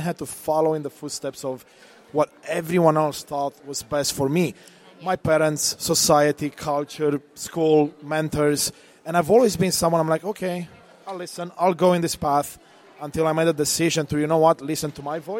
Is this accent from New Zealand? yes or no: no; Romania; now in Canada; I was born in Eastern Europe, Romania, during the communist time